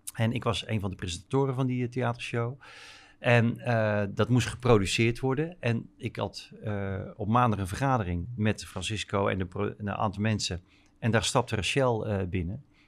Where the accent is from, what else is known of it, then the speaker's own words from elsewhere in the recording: North Brabant, Netherlands; moved away as an adult; also born or lived in Rotterdam; ik kom eigenlijk helemaal niet uit Rotterdam, ik kom eigenlijk uit Brabant, uit Schat.